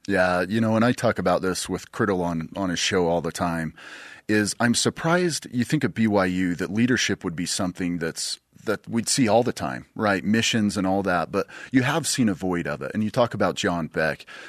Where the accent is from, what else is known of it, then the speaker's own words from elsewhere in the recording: Bountiful, Utah, United States; growing up in Bountiful. We lived right in the mountains